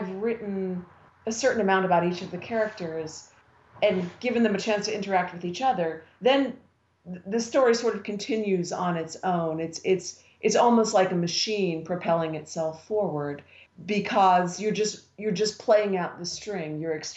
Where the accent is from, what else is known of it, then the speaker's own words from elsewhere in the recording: Western Pennsylvania, United States; I grew up in Western Pennsylvania during the coal mining years. I grew up in a little mining town.